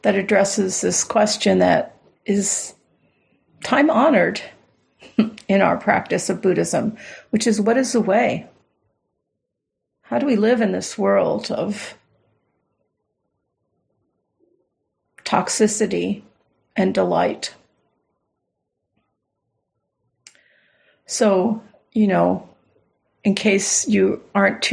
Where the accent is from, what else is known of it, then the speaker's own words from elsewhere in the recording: Southern Florida, United States; I grew up in Southern Florida